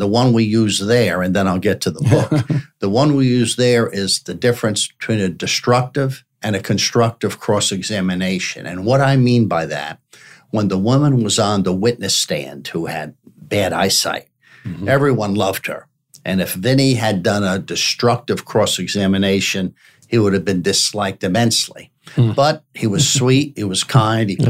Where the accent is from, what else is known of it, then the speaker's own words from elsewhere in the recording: Newark, New Jersey, United States; moved away as an adult; also born or lived in Mobile, Alabama; now in Miami, United States; I grew up in New Jersey, Essex County, Newark, New Jersey